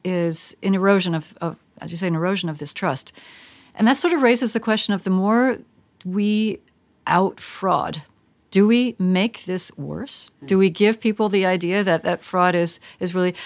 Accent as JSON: {"language": "English", "country": "United States", "said": "speaking as an American"}